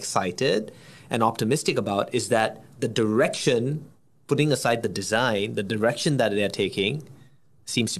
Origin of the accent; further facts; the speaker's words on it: Singapore; as a Singaporean